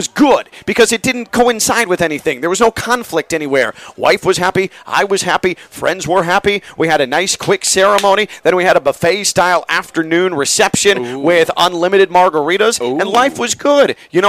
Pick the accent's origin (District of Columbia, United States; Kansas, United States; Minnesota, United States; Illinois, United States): Illinois, United States; Chicago; Me, youngster, growing up in the Chicago area